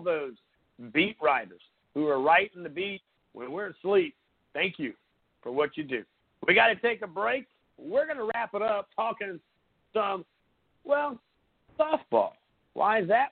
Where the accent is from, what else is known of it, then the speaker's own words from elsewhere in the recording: Surfside Beach, South Carolina, United States; I grew up in Surfside Beach, South Carolina.